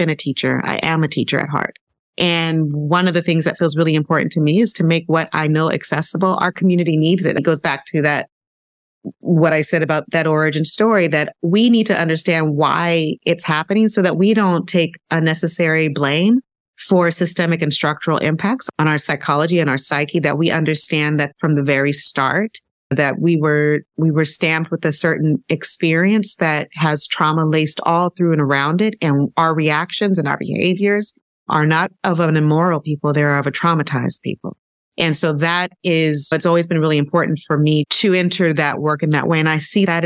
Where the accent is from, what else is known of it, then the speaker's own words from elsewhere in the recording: Southern California, United States; I grew up in Southern California, and I grew up in a blended family.